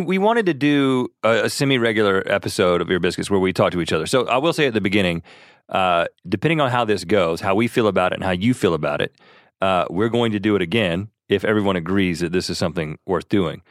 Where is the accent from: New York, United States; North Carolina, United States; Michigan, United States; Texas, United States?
North Carolina, United States; Buies Creek; also born or lived in Thousand Oaks, California; we grew up in Bowie's Creek, North Carolina